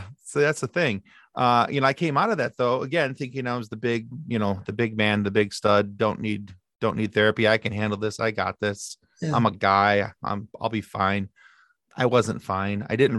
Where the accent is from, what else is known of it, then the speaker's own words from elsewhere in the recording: Ireland; I'm like, however, I am Irish and I don't have a problem talking. We talk like the devil.